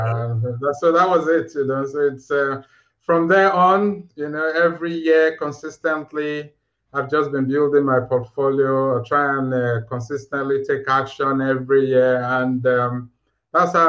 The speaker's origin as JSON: {"language": "English", "country": "Nigeria", "also_born_or_lived": "Aberdeen, United Kingdom", "moved": "as an adult", "lives_now": "United Kingdom", "said": "I'm originally from Nigeria, you know, and I moved to the UK 2008"}